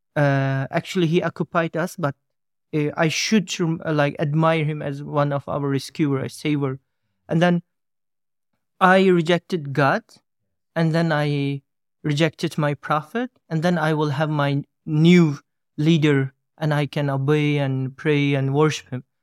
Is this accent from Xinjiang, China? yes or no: yes; East Turkestan, Xinjiang, China; moved away; I'm coming from East Turks, as they call Xinjiang.